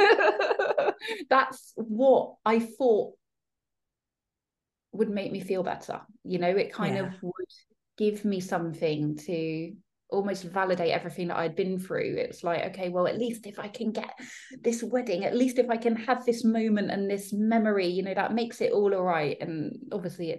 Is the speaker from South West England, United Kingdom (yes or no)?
yes; Devon, South West England, United Kingdom; moved away as an adult; now in London, United Kingdom; I was still in my hometown, like little small seaside town, knew everyone, grew up there